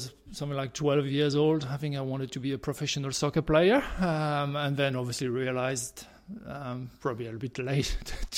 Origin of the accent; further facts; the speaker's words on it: France; moved away as an adult; also born or lived in United Kingdom; now in Australia; from France, which is obviously my home country